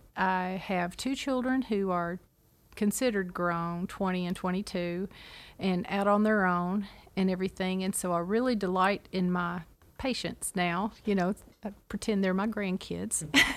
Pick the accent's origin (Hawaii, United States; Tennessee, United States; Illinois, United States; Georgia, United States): Tennessee, United States; Clarksville; I'm originally from Clarksville, Tennessee, and my mom was a nurse